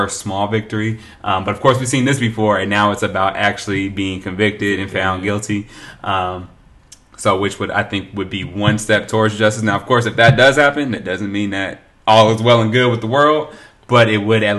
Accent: Oakland, California, United States; I'm from Oakland

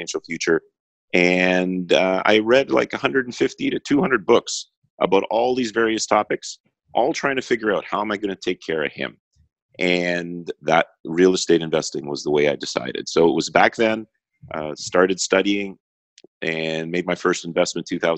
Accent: Toronto, Ontario, Canada; I'm from Toronto, Canada

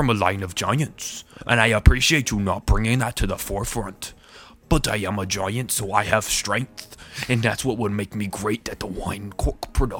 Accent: Vermont, United States; Growing up in Vermont, that's what we did as a hobby as children.

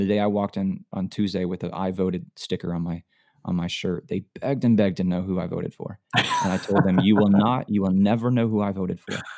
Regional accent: Florida, United States; moved away as an adult; now in Alabama, United States; I was born and raised in Florida all my life

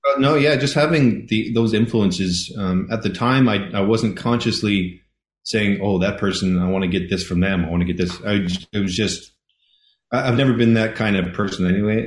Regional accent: Cape Breton Island, Nova Scotia, Canada; now in Ontario, Canada; I am from Keep Breton Island in Nova Scotia

